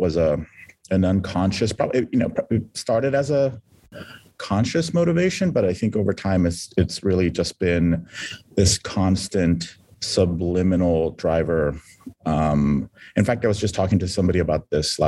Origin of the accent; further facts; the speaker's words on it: San Diego, California, United States; I was born and raised in San Diego, California.